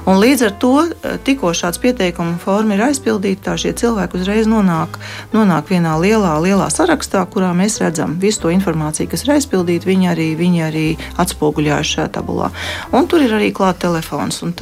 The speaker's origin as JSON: {"language": "Latvian", "country": "Latvia", "said": "es esmu no Latvijas un es gribu palīdzēt."}